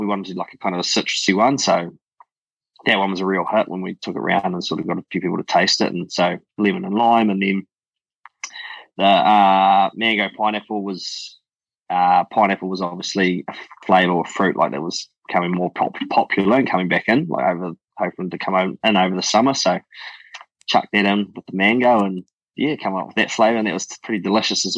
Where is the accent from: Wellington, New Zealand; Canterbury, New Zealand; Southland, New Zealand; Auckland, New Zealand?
Southland, New Zealand; Gore; also born or lived in Seaward Downs, Southland; Grew up in Gore. We grew up on a dairy farm, so parents were dairy farmers. Grew up in this place just below Edendale called Seward Downs